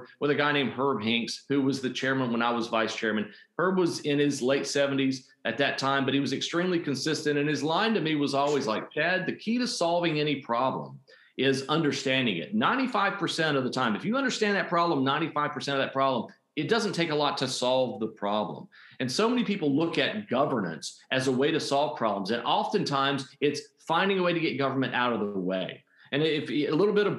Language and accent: English; Puerto Rico; now in North Carolina, United States; I grew up in Puerto Rico